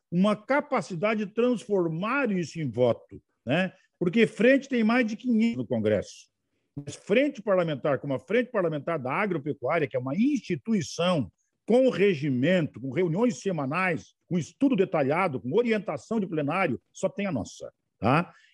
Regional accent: Curitiba, Paraná, Brazil; now in Santa Maria, Brazil; Eu sou do Paraná.

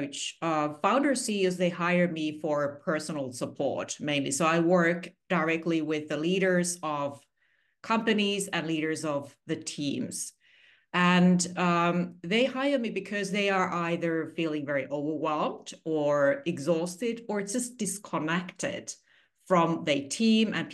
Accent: Finland; moved away as an adult; also born or lived in Singapore; I'm originally from Finland. I'm a 100% Finnish person.

